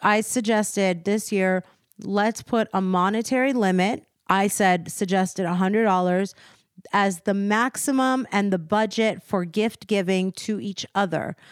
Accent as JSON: {"language": "English", "region": "East Coast", "country": "United States", "also_born_or_lived": "Beverly Hills", "moved": "yes", "said": "we're both from the East Coast"}